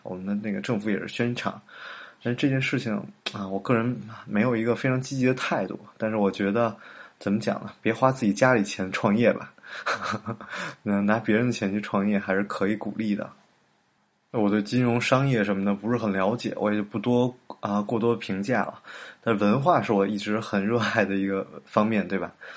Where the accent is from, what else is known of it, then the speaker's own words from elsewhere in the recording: Beijing, China; moved away as an adult; also born or lived in New York, United States; 我其实是北京人，但是太多年不在北京了